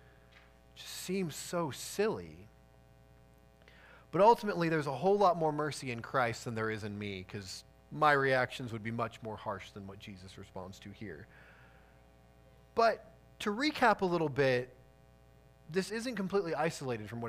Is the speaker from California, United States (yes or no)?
no; outside Chicago, Illinois, United States; I grew up outside Chicago